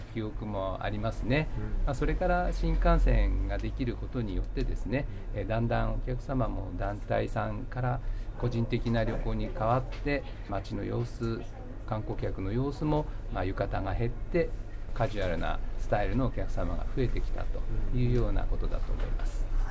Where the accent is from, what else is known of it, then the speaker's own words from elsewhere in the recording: Atami, Shizuoka, Japan; 私 どもがですね、まあ、生まれ育った頃特にこの銀座通りというのは熱海の中でも一番の通りだった